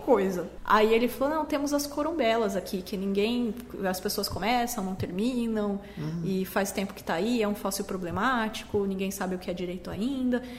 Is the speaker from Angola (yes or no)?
no; Campo Grande, Mato Grosso do Sul, Brazil; sou de Campo Grande